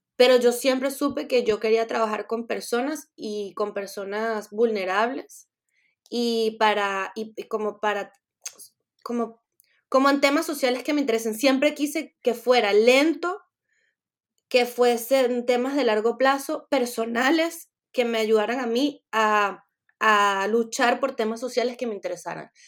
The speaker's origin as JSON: {"language": "Spanish", "country": "Venezuela", "also_born_or_lived": "France", "moved": "yes"}